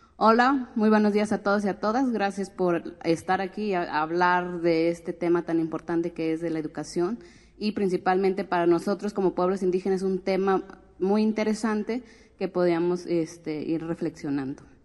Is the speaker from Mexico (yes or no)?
yes; Guadalajara, Jalisco, Mexico; also born or lived in Oaxaca; nací en Guadalajara, crecí entre Guadalajara, Oaxaca, pero soy más mixteca que tapatía